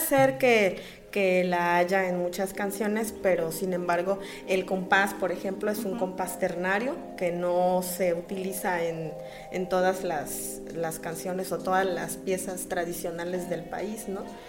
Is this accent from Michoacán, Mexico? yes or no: yes; Uruapan, Michoacán, Mexico; moved away as an adult; now in La Piedad, Mexico; soy originaria de Uruapan, Michoacán